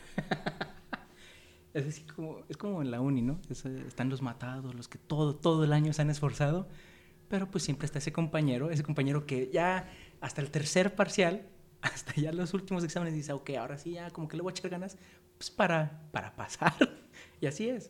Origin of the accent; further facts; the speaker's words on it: Mexico; somos mexicanos, somos mexicanos